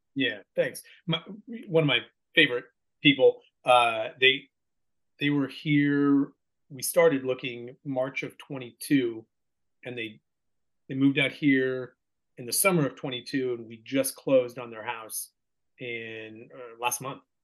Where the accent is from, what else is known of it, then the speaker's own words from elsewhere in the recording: Bay Point, California, United States; moved away as an adult; also born or lived in Sacramento, California / Chicago / Washington D.C.; now in Tennessee, United States; born and raised in California, out there in the East Bay, um, in in what was then called West Pittsburgh